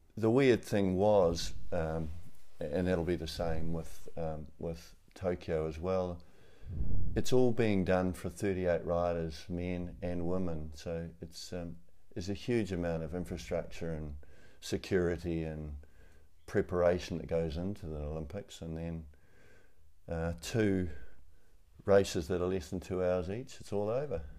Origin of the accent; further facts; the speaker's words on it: New Zealand; also born or lived in Rotorua, New Zealand; I'm a Kiwi